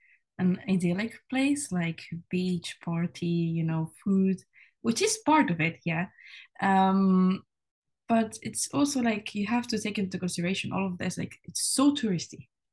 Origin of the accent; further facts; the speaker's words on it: Catalonia, Spain; moved away as an adult; now in Edinburgh, United Kingdom; I'm from Spain originally. I was born and raised there, but I have 0% Spanish blood because my mom is from the Netherlands and my dad is from Taiwan. So I've always lived like in this international culture.